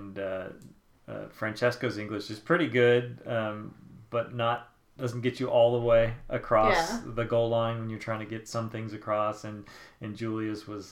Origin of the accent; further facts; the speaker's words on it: United States; as an American